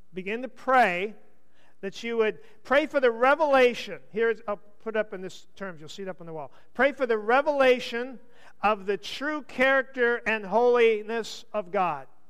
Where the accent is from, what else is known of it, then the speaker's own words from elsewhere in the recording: United States; I'm an American.